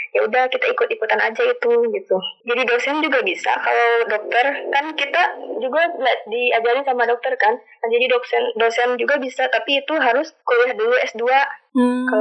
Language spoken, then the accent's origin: Indonesian; Cianjur, West Java, Indonesia; moved away as an adult; now in Bandung, Indonesia; Kan aku tuh anak rantau ya dari Cianjur ke Bandung. Dan dulunya emang aku tuh nggak pernah rantau gitu jadi anak benar-benar anak rumahan yang baru pertama kali anak rantau gitu kuliah ini teh